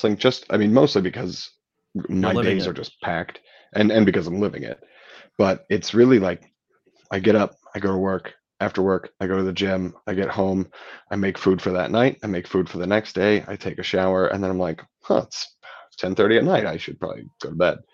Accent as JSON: {"language": "English", "region": "Ohio", "country": "United States", "tie": "born or raised there", "also_born_or_lived": "Philadelphia", "said": "growing up in Ohio and knowing people here"}